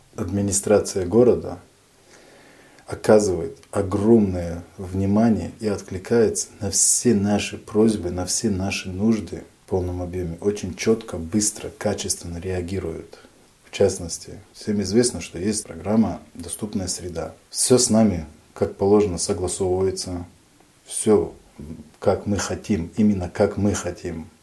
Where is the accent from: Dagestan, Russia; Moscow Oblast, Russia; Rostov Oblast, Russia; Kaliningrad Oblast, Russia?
Dagestan, Russia; Kizlyar; moved away as an adult; also born or lived in Izberbash, Dagestan / Saint Petersburg; now in Novorossiysk, Russia; Я родился в Республике Дагестан, в городе Кизляре. В 2014 году переехал в город-герой Новороссийск Краснодарского края.